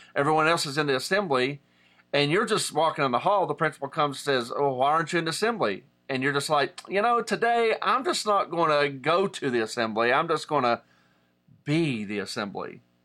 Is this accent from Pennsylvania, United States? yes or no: no; Southern West Virginia, United States; I'm from Southern West Virginia, and in Appalachian culture